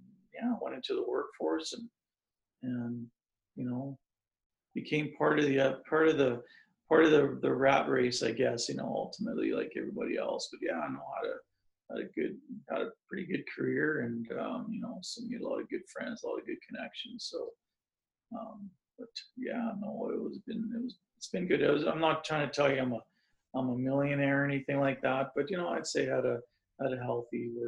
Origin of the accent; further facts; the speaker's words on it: Saskatchewan, Canada; I grew up in Saskatchewan on a farm, moved to a small city